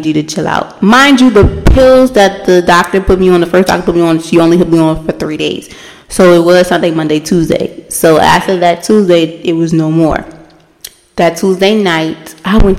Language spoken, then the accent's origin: English; United States; As a black person, especially as African American woman